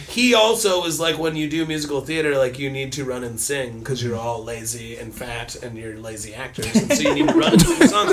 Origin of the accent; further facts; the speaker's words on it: Columbine Valley, Colorado, United States; now in Southern California, United States; I'm from Denver originally, um, Columbine Valley really